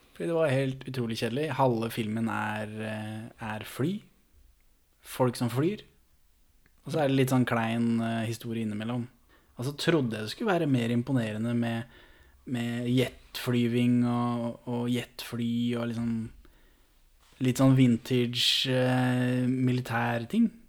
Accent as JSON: {"language": "Norwegian", "town": "Moss", "region": "Østfold", "country": "Norway", "tie": "born or raised there", "said": "jeg er jo født og oppvokst i Moss"}